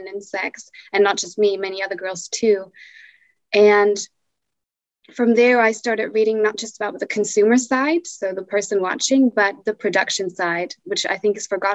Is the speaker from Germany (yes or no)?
yes; Germany; I'm from Germany